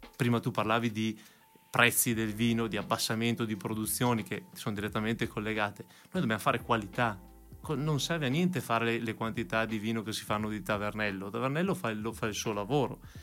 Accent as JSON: {"language": "Italian", "town": "Verona", "region": "Veneto", "country": "Italy", "tie": "born or raised there", "said": "sono veronese, sono nato a Verona e qua da sempre"}